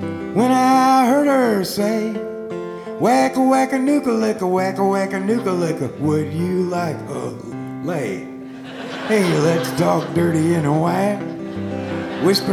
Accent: Chicago, Illinois, United States; Me and my three brothers are all born and raised in Chicago

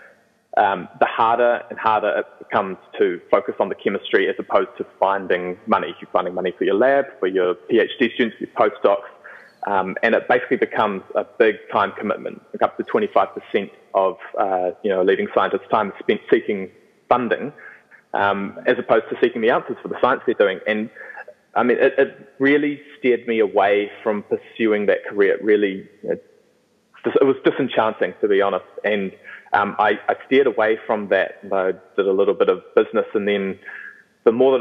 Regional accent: New Zealand; moved away as an adult; now in Vancouver, Canada; I'm originally from New Zealand, and we've just moved to Vancouver, myself and my girlfriend

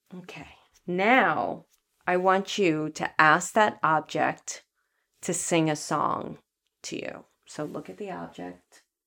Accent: New York City, New York, United States; also born or lived in Los Angeles, United States; now in Marin County area, United States; I went to a very elite Catholic grammar school where, um, it was two city blocks, which is huge in Brooklyn

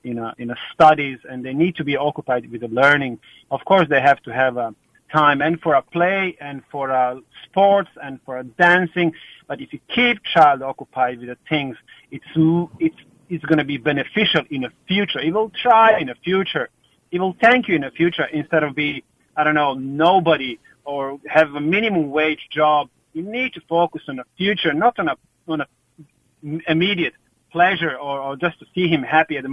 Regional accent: Croatia

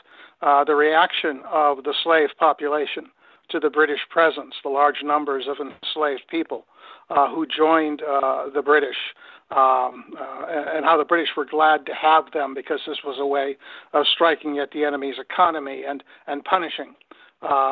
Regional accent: Ohio, United States; moved away as an adult; also born or lived in Indiana / Dodge City, Kansas / Conway, Arkansas; now in Philadelphia, United States; I'm Ohio born. I was raised in Ohio and didn't really leave the state until I went to Notre Dame to get my PhD

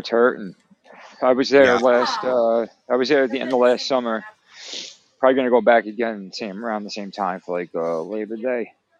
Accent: Atlantic City, New Jersey, United States; I grew up on Atlantic City, and that was like what we did.

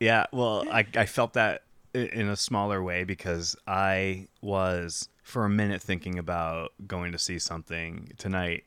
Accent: New Hampshire, United States; moved away; I grew up in New Hampshire

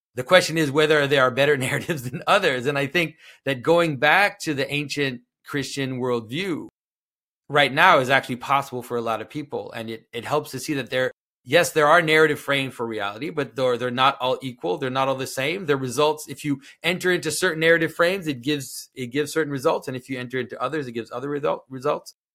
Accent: Canada; first language French; English is a second language; I am from Canada. I'm from French-speaking Canada. French is actually my first language

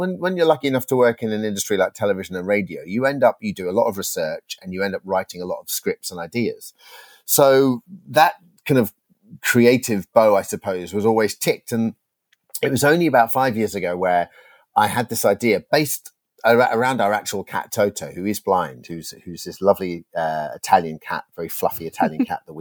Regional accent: United Kingdom; I grew up outside London in an Irish family

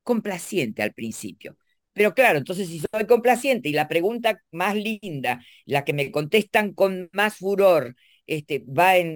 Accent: Argentina; Porque para la zona de la Argentina de donde yo soy, la S del medio era aspirada, pero para, para acá no. Para acá se pronuncian todas.

